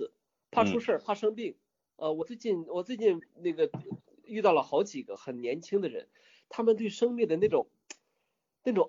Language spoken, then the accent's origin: Chinese; Wuhan, Hubei, China; also born or lived in Beijing; 你看我在北京生活了十年，对吗？但是我不觉得我是在北京长大的，我觉得我是在武汉长大的